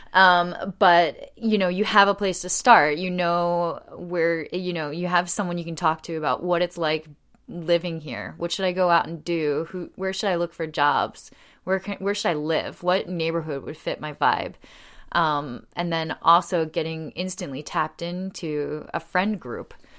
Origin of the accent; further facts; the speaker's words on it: Delaware County outside of Philadelphia, Pennsylvania, United States; moved away as an adult; also born or lived in Australia; now in Lancaster, United States; I grew up in Delaware County outside of Philadelphia, right near Swarthmore College